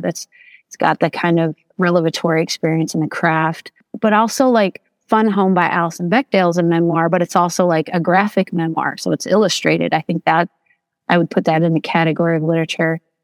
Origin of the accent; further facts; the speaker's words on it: Toledo, Ohio, United States; now in Leslie County, Kentucky, United States; I'm originally from Toledo, Ohio, right there at the Michigan border. Um, so I'm not an Appalachian by birth